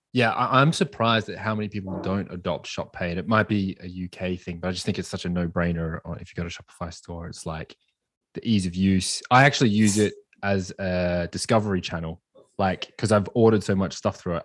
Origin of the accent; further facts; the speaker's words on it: Australia; I'm from Australia